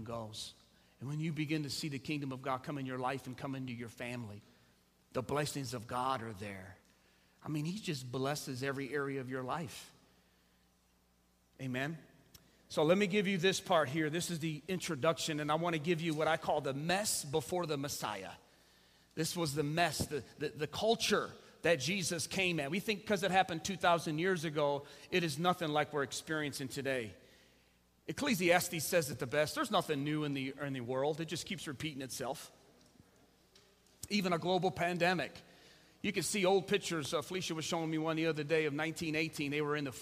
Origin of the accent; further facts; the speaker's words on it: United States; we're more American than we are Christian